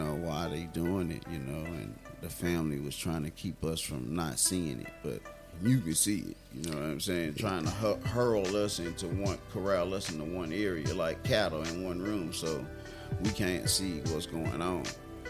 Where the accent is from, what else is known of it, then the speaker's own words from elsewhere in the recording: Houston, Texas, United States; also born or lived in Lake Charles, Louisiana; I was born and raised in Houston, Texas. We stayed here maybe about a year, and then we were off to Louisiana, to Lake Charles.